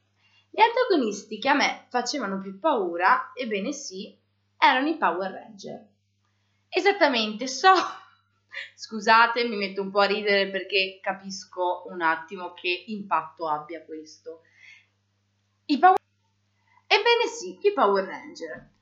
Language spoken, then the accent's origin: Italian; Borgoricco, Veneto, Italy; vengo da San Michele delle Badesse, che è una sua frazione.